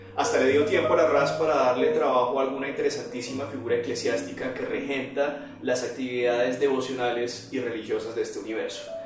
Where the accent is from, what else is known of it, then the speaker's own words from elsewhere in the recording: Colombia; como colombiano